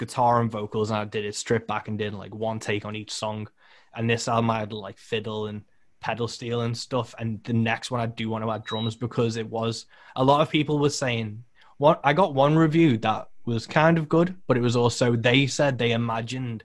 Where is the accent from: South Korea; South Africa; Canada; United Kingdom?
United Kingdom; I'm British